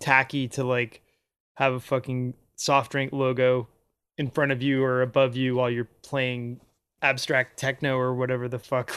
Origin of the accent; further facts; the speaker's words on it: Anchorage, Alaska, United States; I grew up in Anchorage